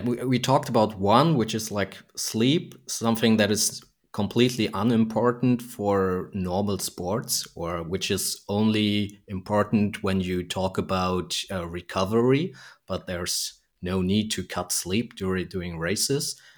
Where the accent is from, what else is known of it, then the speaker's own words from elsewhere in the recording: Germany; also born or lived in Frankfurt; I'm from, from Germany and I'm located in Frankfurt here.